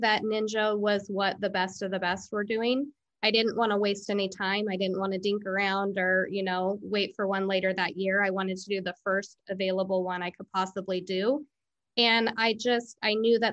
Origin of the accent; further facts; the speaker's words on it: Pendleton, Oregon, United States; moved away as an adult; now in Walla Walla, United States; I'm from Pendleton, it's close